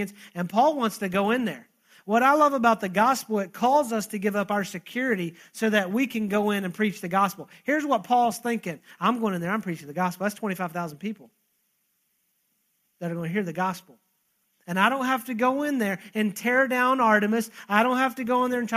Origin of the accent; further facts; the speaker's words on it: Texas, United States; I'm Texan